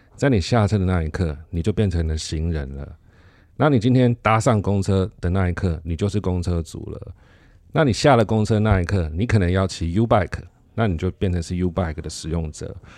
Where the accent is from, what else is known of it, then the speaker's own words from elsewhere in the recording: Taiwan; 我们台湾人